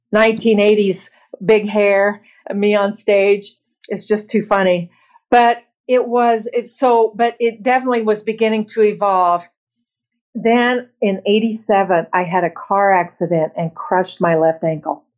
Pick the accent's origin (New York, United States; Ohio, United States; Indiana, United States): Indiana, United States; Bloomington; I was born and raised in Bloomington, Indiana, the middle of five children very blue collar